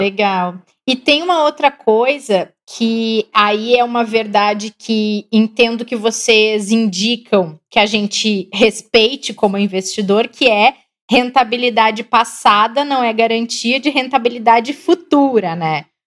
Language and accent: Portuguese; Capão da Canoa, Rio Grande do Sul, Brazil; also born or lived in Porto Alegre; Depois fui para o litoral, que a família dos meus pais toda é, é de lá. E acabei me criando na praia até os 17 anos